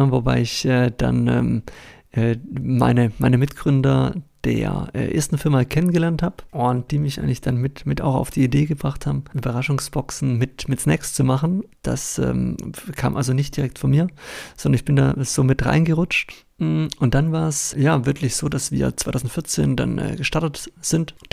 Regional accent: Baden-Württemberg, Germany; Ich komme ursprünglich aus Baden-Württemberg. Vielleicht hört man es an der einen oder anderen Stelle. Versuche aber natürlich Hochdeutsch zu sprechen, dass mich alle verstehen.

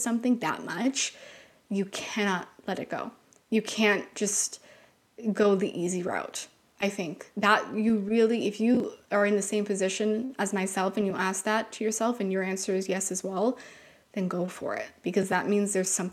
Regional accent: Canada; we're from Canada

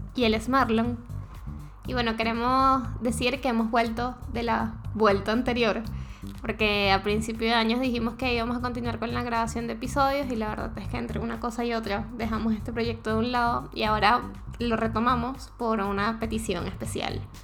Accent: Venezuela; moved away as an adult; now in Chile; yo como venezolano

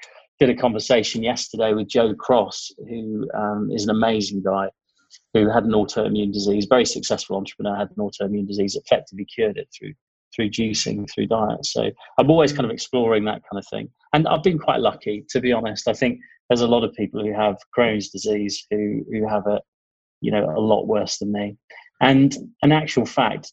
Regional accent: Ipswich, East of England, United Kingdom; moved away as an adult; I was born in Ipswich, of all places

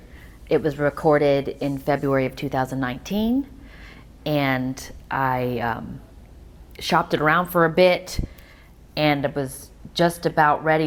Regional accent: Hong Kong; also born or lived in South Korea / Las Vegas / Los Angeles; now in Nashville, United States; I grew up also in Hong Kong

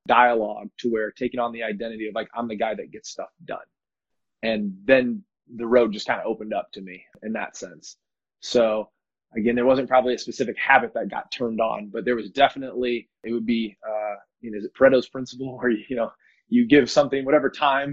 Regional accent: Rock Island, Illinois, United States; now in San Diego, United States; So I'm in San Diego, but I'm originally from Rock Island, Illinois

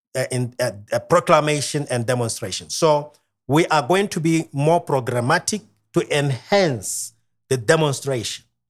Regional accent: Kalkfontein, Ghanzi District, Botswana; I am from Botswana.

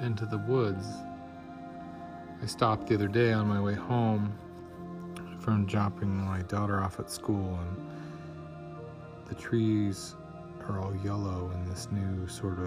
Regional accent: Wyoming, United States; also born or lived in northern Michigan; now in Michigan, United States; the woods I grew up with in Wyoming

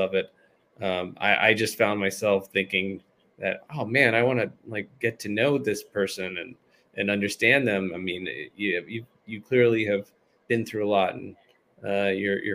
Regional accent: Virginia, United States; accent: Virginia; now in Seattle area, United States; my accent that from Virginia

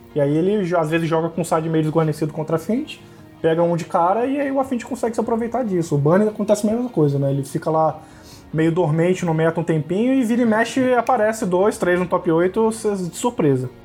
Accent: Campos dos Goytacazes, Rio de Janeiro, Brazil; now in Goiânia, Brazil; eu sou de Campos Goitacazes, que é interior do Sal do Rio

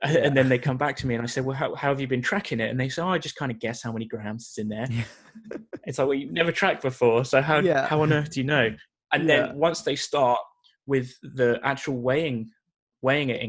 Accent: United Kingdom; now in Canada; being a British guy living in Canada

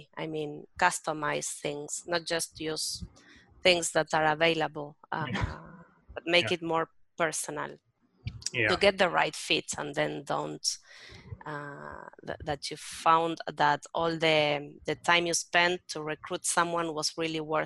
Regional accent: Berazategui, Buenos Aires Province, Argentina; I grew up in a little town or town called Berazategui.

